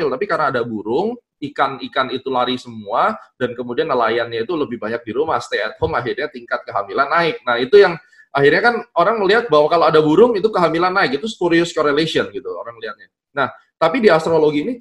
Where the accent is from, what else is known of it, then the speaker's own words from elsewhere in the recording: Surabaya, East Java, Indonesia; orang Surabaya